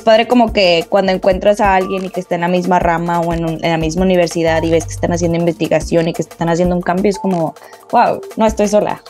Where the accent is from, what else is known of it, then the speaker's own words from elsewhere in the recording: Monterrey, Nuevo León, Mexico; moved away as an adult; now in Melbourne, Australia; soy originaria de Monterrey, Nuevo León